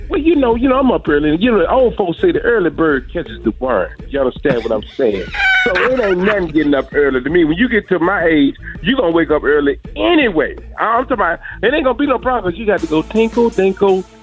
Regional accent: Atlanta, Georgia, United States; I said, I'm from Atlanta, Georgia.

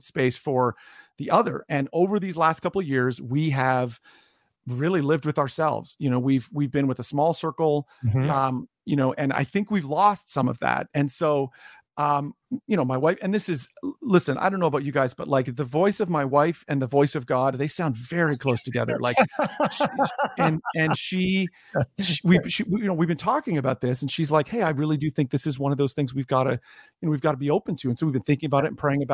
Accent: Canada; also born or lived in New Jersey; I'm born and raised in Canada, worked here a bunch, have spent a lot of time in the States.

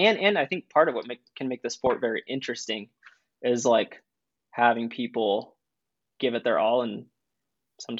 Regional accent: East Coast, United States; now in Boulder, United States; I'm from the East Coast

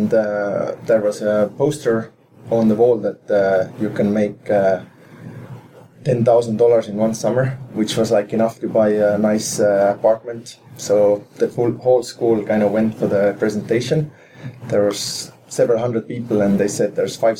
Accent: Saku, Harju County, Estonia; I had a very kind of interesting childhood in that sense that when I was growing up, we had a Russian currency in our country

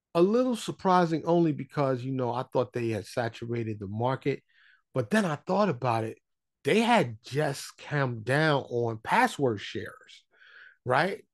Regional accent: New York City, New York, United States; moved away as an adult; now in Dallas, United States; I am born and raised in New York City. I live in Dallas, Texas

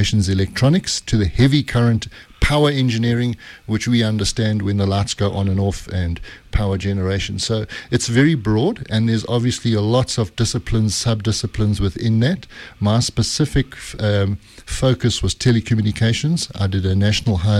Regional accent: Durban, KwaZulu-Natal, South Africa; moved away as an adult; now in Johannesburg, South Africa; I'm South African, born in Durban, eThekwini.

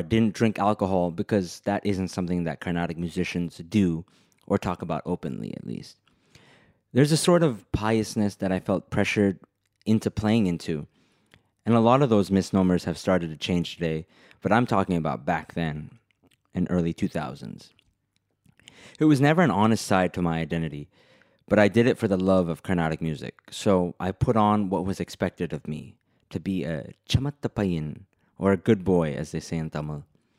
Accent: United States; accent: American; also born or lived in India; I was born in America, but since I started going to school, from kindergarten itself, I was always the brown kid at school.

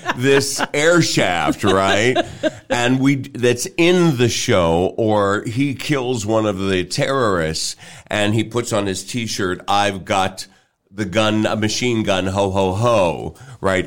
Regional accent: Pittsburgh, Pennsylvania, United States; also born or lived in New York City / Kansas City; now in Omaha, United States; I was born in New York City and raised in Pittsburgh

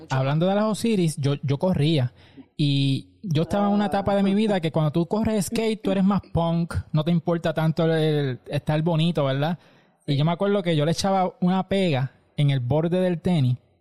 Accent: Aguadilla, Puerto Rico; yo soy de Aguadilla

